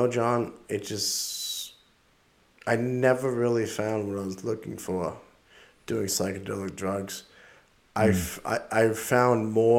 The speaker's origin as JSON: {"language": "English", "region": "Massachusetts", "country": "United States", "said": "we're from Massachusetts."}